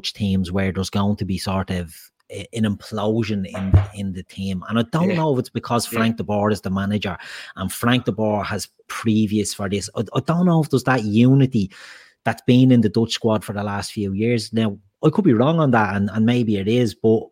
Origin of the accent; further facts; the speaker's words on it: Ireland; We're predominantly Irish